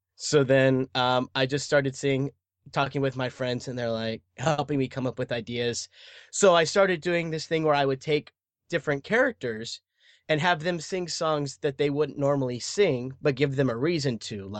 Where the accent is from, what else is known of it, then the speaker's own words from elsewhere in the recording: Dallas, Texas, United States; I was born and raised in Dallas, Texas